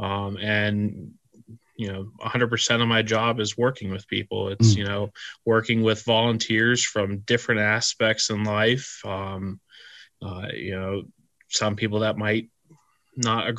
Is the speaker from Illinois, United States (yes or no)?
no; Hazleton, Pennsylvania, United States; also born or lived in Lock Haven, Pennsylvania / State College, Pennsylvania; I'm originally from the Hazleton area, northeastern Pennsylvania. I was a Cub Scout since I was about 6 years old